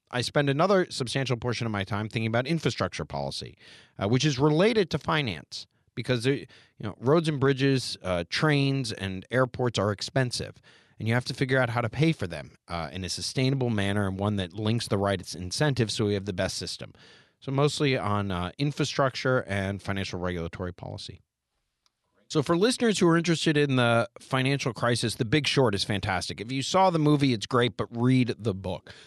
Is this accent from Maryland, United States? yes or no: yes; Montgomery County, Maryland, United States; I grew up right here in the Washington, D.C. metro area. I'm actually from Montgomery County, Maryland.